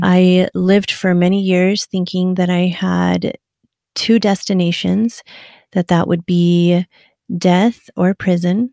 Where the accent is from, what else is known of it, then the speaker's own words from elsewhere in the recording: Afton, Wyoming, United States; moved away; actually raised in a small little town in wyoming